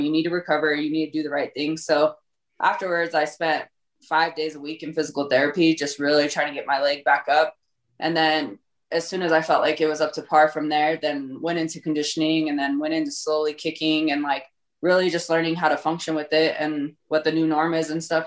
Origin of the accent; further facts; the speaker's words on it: Colorado, United States; Born and raised in Colorado